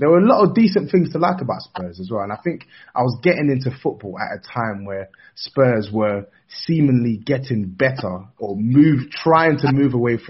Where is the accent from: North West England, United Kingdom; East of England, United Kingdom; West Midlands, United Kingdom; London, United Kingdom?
London, United Kingdom; Enfield; I'm from Enfield as well.